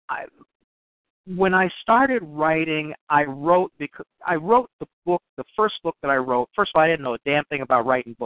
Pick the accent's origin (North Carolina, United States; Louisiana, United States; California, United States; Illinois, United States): Illinois, United States; Chicago; I grew up near the University of Chicago in Hyde Park